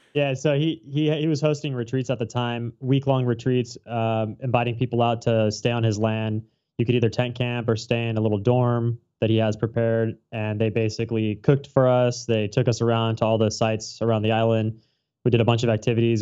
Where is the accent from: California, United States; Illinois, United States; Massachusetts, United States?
California, United States; Orange County, Southern; moved away as an adult; now in Hawaii, United States; I'm from Southern California, Orange County, to be specific